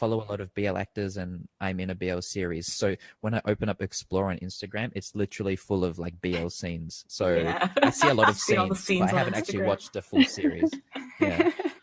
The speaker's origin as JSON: {"language": "English", "country": "Australia", "tie": "born or raised there", "moved": "as an adult", "lives_now": "Thailand", "said": "growing up in Australia"}